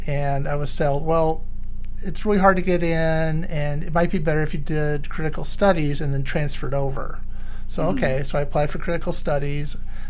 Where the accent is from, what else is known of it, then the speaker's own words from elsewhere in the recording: Texas, United States; moved away as an adult; I'm from Texas originally